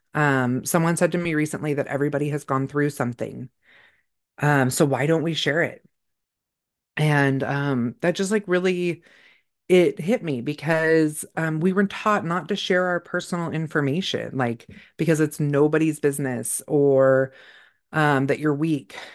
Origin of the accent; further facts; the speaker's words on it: California, United States; moved away; I grew up in California